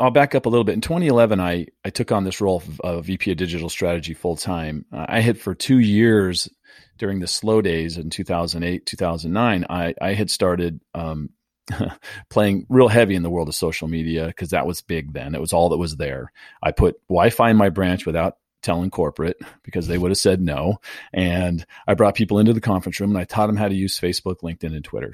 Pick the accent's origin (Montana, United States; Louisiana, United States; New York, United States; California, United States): California, United States; San Diego; born and raised in San Diego